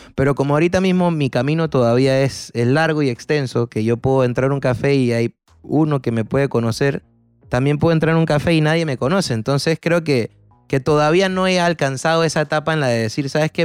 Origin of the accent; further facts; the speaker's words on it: Panama; soy un cantautor panameño